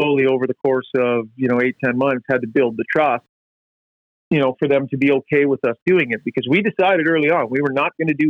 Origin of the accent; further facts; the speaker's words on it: Prince George, British Columbia, Canada; when I was a kid growing up in Prince George